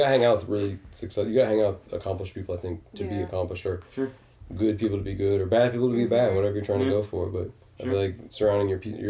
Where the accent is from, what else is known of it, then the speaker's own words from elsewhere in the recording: Detroit, Michigan, United States; I always say I'm from Detroit. I can't even know the freaking area code.